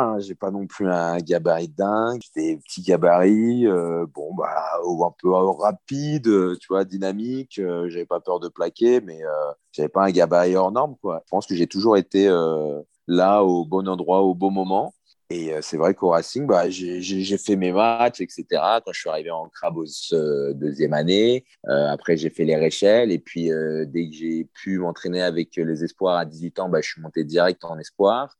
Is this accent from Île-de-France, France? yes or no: yes; near Suresnes, Paris region, Île-de-France, France; also born or lived in Courbevoie / Yokohama, Japan; c'est à côté de là où j'ai grandi